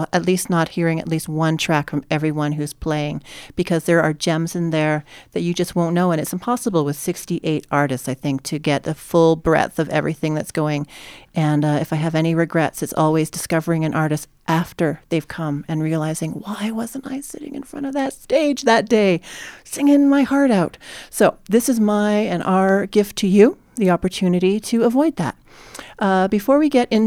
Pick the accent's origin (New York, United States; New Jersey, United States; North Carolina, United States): New Jersey, United States; now in Calgary, Canada; I'm from New Jersey